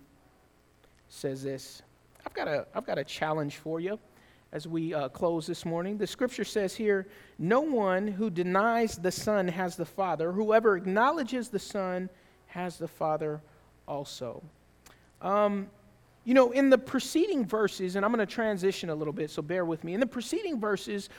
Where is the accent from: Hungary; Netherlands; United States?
United States; the South; I grew up in the South